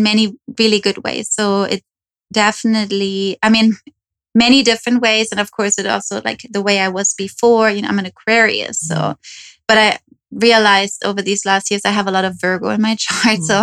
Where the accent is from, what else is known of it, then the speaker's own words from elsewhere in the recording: Germany; moved away as an adult; also born or lived in New York; now in Los Angeles, United States; I moved from Germany. Okay. So that's where I'm from